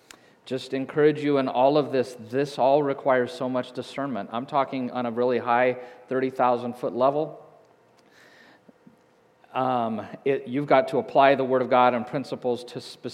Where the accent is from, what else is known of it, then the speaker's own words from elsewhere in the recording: Hays, Kansas, United States; moved away; I grew up in Hays